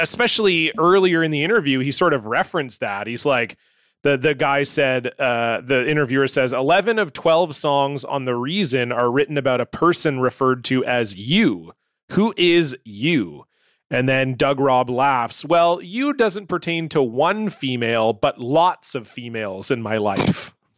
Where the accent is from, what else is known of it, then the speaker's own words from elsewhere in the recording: Canada; as a Canadian with a bilingual French background